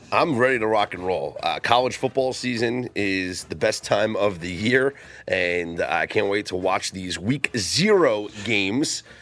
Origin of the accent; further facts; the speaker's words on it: New York City, Northeast, United States; Growing up in the Northeast, uh, it is not a college football haven. Well, in the New York City metropolitan area, it's not